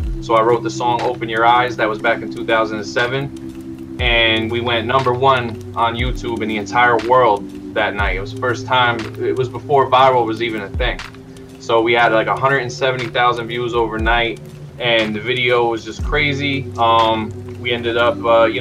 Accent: Hudson, New York, United States; born and raised in Hudson, New York. That's upstate.

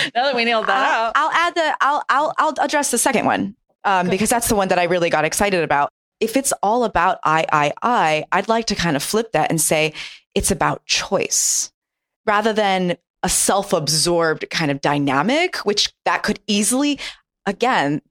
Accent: Japan; moved away; I grew up in Japan

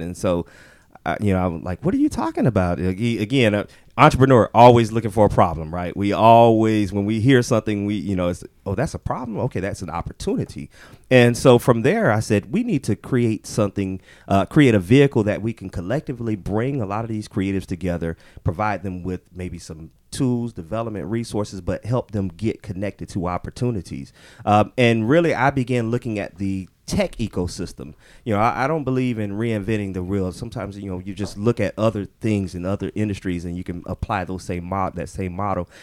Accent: Orlando, Florida, United States; moved away as an adult; now in Atlanta, United States; I actually was born and raised in Orlando

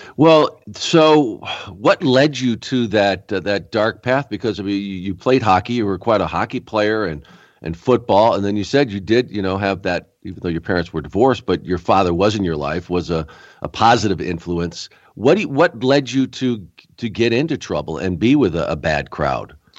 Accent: Rochester, New York, United States; I was born in Rochester

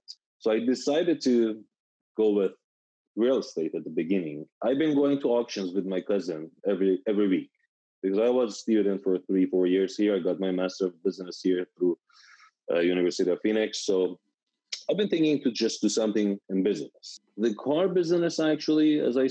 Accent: Tehran, Tehran Province, Iran; English is a second language; moved away as an adult; now in Sacramento, United States; I'm from like Tehran, which is the capital of Iran, a big city

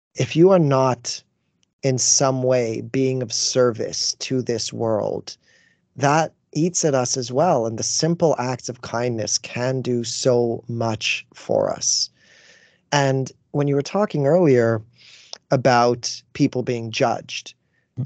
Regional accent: Canada; as a Canadian

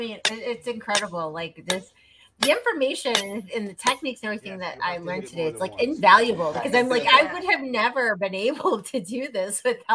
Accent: Ohio, United States; I'm from Ohio

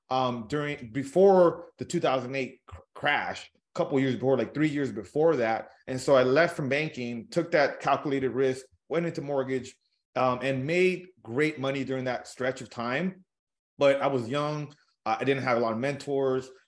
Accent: California, United States; So I grew up in Southern California, uh, humble beginnings.

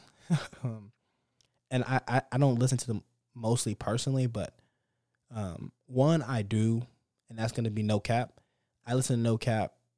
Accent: Dallas, Texas, United States; I'm from Dallas too

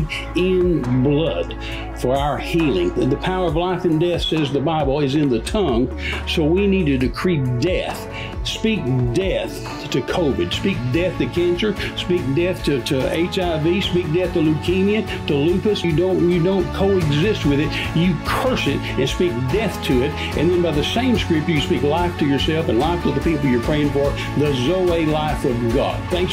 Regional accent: West Texas, United States; I was raised in West Texas, and back in the 50s and 60s

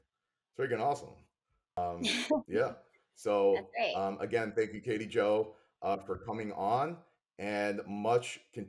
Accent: New York, United States; I'm from New York.

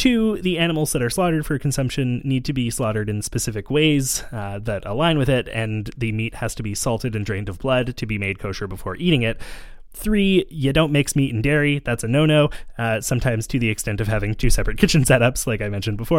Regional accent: Montreal, Quebec, Canada; partly because I grew up in Montreal with a lot of Jewish friends and there is a large Jewish population here

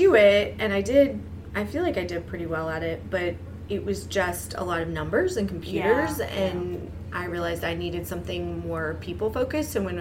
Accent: the South, United States; born or raised there; moved away; also born or lived in East Coast

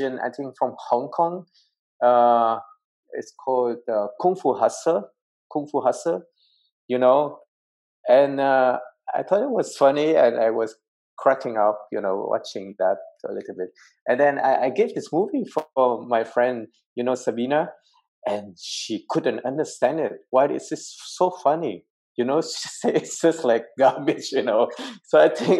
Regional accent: Berlin, Germany; moved away as an adult; now in Vietnam; We lived majority in Germany. I would say I grew up in Berlin, so in Germany.

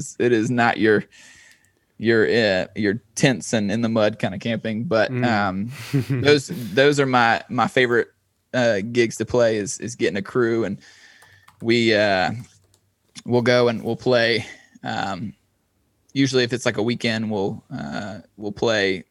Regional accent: eastern North Carolina, United States; my hometown's about 2.5 hours east. It's kind of near the beach, and I'm kind of more centrally located now

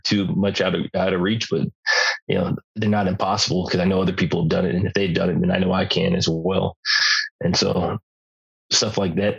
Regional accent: Southern California, United States; also born or lived in Lake Havasu, Arizona; I grew up in Southern California

